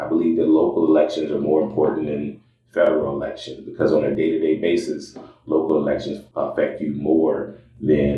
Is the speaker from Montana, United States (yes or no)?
no; Sumter, South Carolina, United States; now in Des Moines, United States; I grew up in South Carolina. I am originally from Sumter, South Carolina